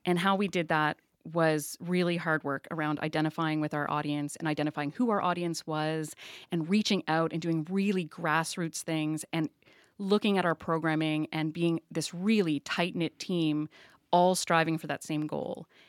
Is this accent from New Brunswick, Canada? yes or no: yes; Saint John, New Brunswick, Canada; also born or lived in Prince George; I grew up on the Lower West Side before the scrubbers were put on the refinery here.